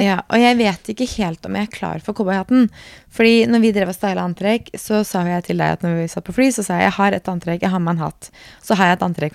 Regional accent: Norway; hjemme i Norge

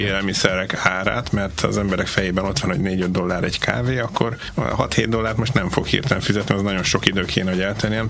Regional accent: Hungary; now in Adelaide, Australia; magyarok vagyunk

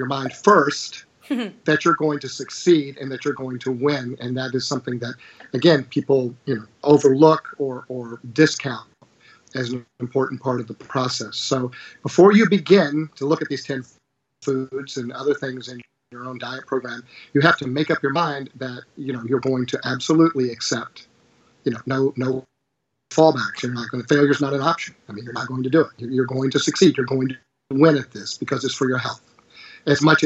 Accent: Virginia, United States; Here in my home state of Virginia

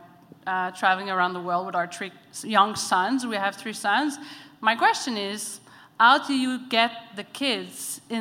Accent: Montreal, Quebec, Canada; I'm from Montreal

